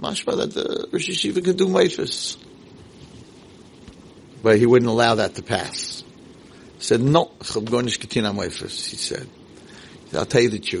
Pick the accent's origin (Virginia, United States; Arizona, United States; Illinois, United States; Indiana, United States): Indiana, United States; Muncie; moved away; I grew up in Muncie